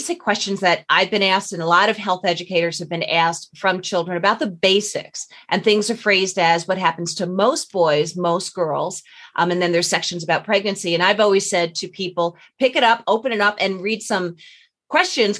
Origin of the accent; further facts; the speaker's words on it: Long Island, New York, United States; we're both from Long Island